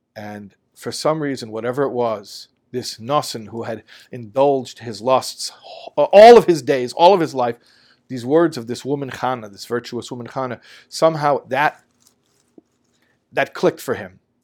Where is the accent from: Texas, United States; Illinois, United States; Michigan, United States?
Illinois, United States; Chicago; growing up in Chicago